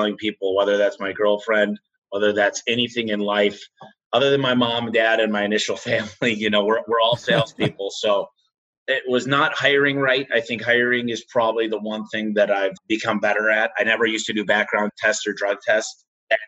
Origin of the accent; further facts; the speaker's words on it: Michigan, United States; moved away; I'm from Michigan originally, moved out here